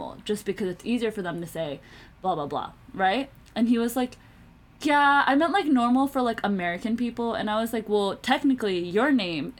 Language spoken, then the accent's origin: English; Pakistan; I shouldn't have identified myself as South Asian because I am like Pakistani